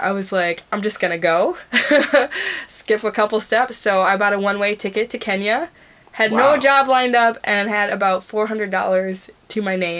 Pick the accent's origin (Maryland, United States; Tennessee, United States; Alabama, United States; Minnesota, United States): Minnesota, United States; Minneapolis; born or raised there